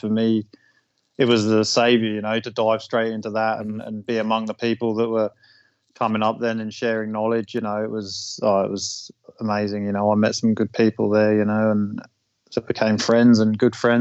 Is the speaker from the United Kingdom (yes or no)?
yes; England, United Kingdom; moved away as an adult; now in Australia; I'm originally from England. I moved to Australia so I could hunt with my bow